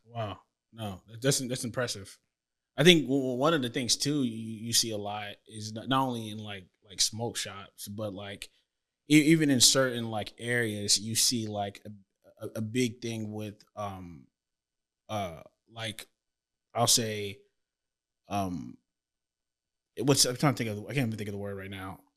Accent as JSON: {"language": "English", "town": "Tampa", "region": "Florida", "country": "United States", "tie": "born or raised there", "moved": "as an adult", "lives_now": "Houston, United States", "said": "I grew up in Florida"}